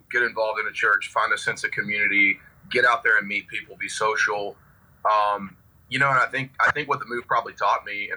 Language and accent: English; Abingdon, Virginia, United States; now in Las Vegas, United States; I'm originally from Abingdon, Virginia. Which is a place not very many people have heard of. I grew up in kind of small town USA